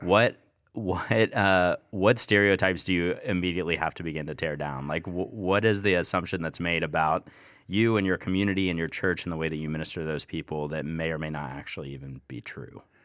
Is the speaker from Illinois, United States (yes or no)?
no; Kentucky, United States; I'm from Kentucky